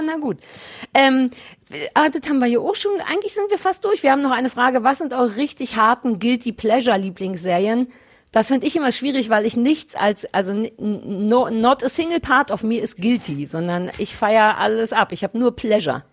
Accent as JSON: {"language": "German", "region": "Berlin", "country": "Germany", "tie": "born or raised there", "said": "030 für Berlin, weil es meine Heimatstadt ist."}